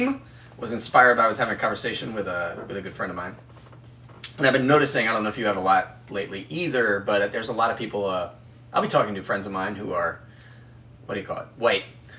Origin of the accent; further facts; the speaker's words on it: United States; I am an American, white, cisgendered male